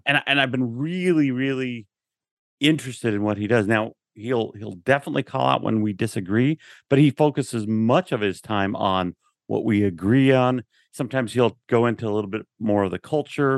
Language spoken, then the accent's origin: English; Ogden, Utah, United States; I grew up that way. I grew up in Ogden